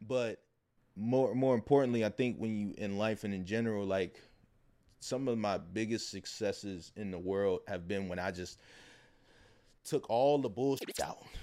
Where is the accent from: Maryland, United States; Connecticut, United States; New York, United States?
Maryland, United States; Baltimore; I'm from Baltimore. We got the Preakness.